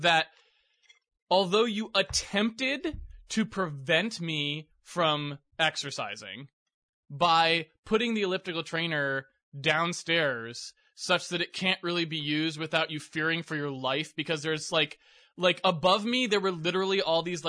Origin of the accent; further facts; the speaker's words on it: Massachusetts, United States; now in Seattle, United States; I grew up in Massachusetts